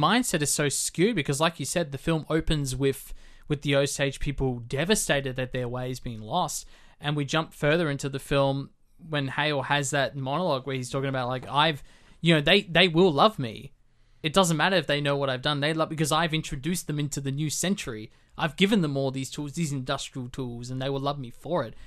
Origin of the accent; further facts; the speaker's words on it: Australia; as an Australian